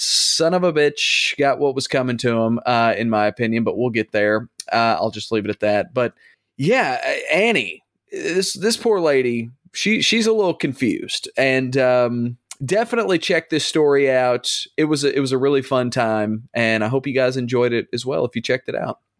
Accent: the South, United States; born and raised in the South

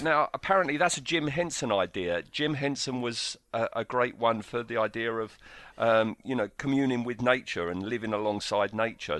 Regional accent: United Kingdom; we're British

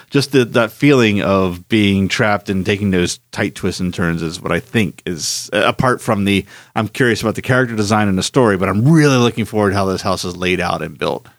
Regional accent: Philadelphia, Pennsylvania, United States; moved away; I grew up in Philadelphia

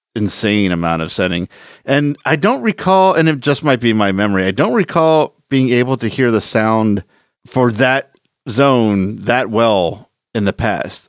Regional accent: Philadelphia, Pennsylvania, United States; the haunted attraction I grew up close to in Philadelphia was the Estate Penitentiary

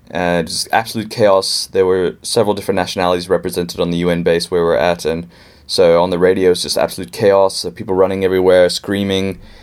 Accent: Pittsburgh, Pennsylvania, United States; now in Cape Town, South Africa; I'm actually from Pittsburgh and came down here in 2001 um, with my parents

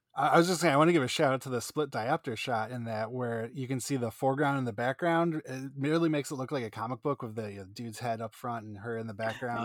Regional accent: Northeast, United States; I'm from the Northeast

